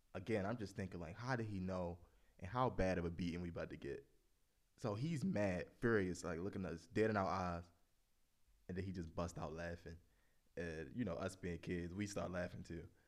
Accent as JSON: {"language": "English", "town": "Baltimore", "region": "Maryland", "country": "United States", "tie": "born or raised there", "said": "growing up in Baltimore alone is, like, so many stories to tell"}